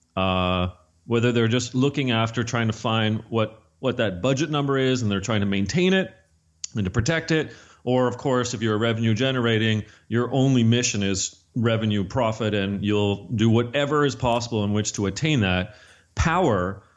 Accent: Canada; I'm Canadian

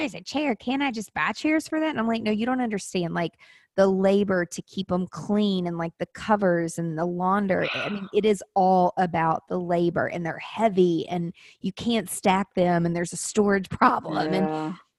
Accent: Nashville, Tennessee, United States; I'm from Nashville

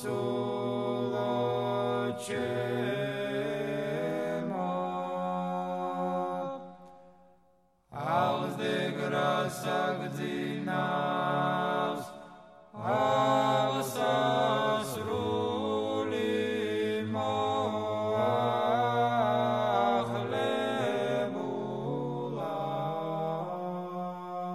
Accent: Guria, Georgia; also born or lived in Tbilisi; I left Tbilisi because I was from Guria, and I went back to Guria

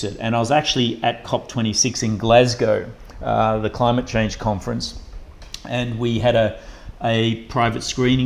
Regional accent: Burnie, Tasmania, Australia; From the northwest coast, a town called Burnie.

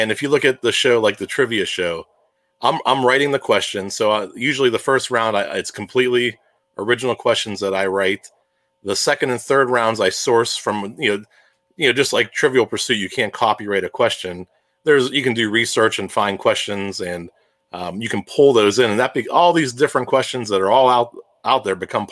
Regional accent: Pittsburgh, Pennsylvania, United States; You can tell I'm from Pittsburgh. I can tell I'm saying hour.

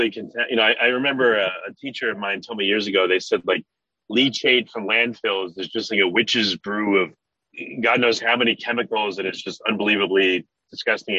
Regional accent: New York, United States; I'm from New York

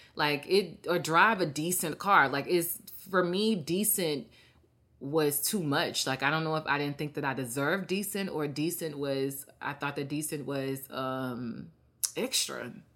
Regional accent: Mississippi, United States; moved away as an adult; I go back and help my state

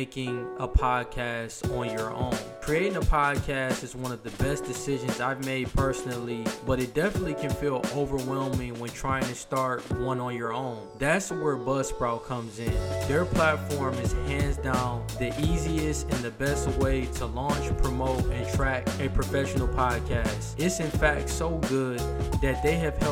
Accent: Michigan, United States; moved away as an adult; also born or lived in Ohio; I was an out-of-state resident, so I'm originally from Michigan

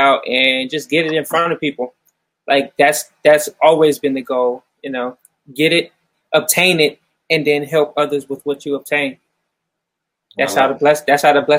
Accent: Mansfield, Ohio, United States; I'm originally from Mansfield, Ohio

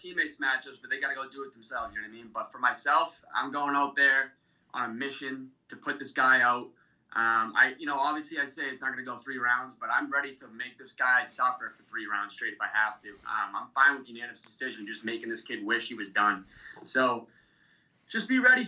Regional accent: Dracut, Massachusetts, United States; It's also based in my hometown, Drakett, Mass

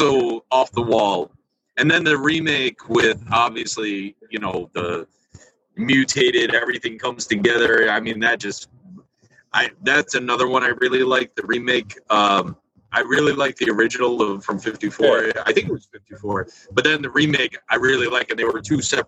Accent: New York, United States; accent: New York; also born or lived in Florida; I sound like I'm from New York

